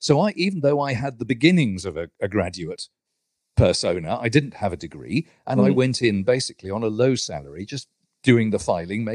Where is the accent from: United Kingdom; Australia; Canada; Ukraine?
United Kingdom; London; I went to University College London instead to read chemistry. I lived at home in my hometown and went to university